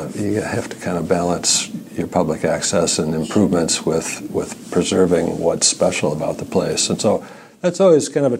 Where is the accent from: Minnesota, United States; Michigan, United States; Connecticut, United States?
Michigan, United States; Spring Lake; also born or lived in Saginaw County, Michigan; now in Grand Haven, United States; I grew up in Spring Lake and went to Spring Lake High School